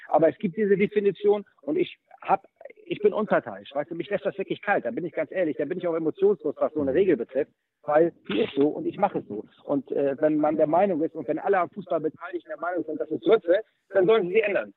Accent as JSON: {"language": "German", "region": "Hamburg", "country": "Germany", "tie": "born or raised there", "said": "ich bin in Hamburg-Möllmannsberg aufgewachsen, in einem Stadtteil mit hoher äh, Ausländerrate"}